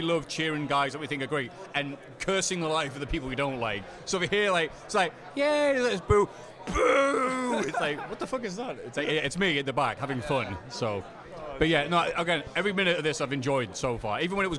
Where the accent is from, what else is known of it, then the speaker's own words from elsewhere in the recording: United Kingdom; I'm from Britain, as you can no doubt tell by my accent.